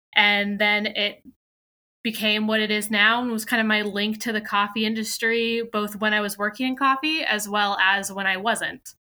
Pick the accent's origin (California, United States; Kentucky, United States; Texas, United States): California, United States; now in Williamsburg, United States; I am based in Williamsburg, Virginia, but I'm originally from California.